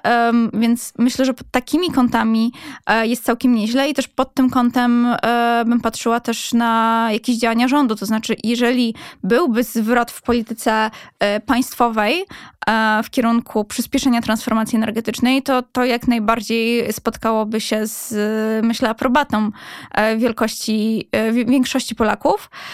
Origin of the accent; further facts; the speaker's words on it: Katowice, Silesian Voivodeship, Poland; ja też pochodząc ze Śląska, z, z Katowic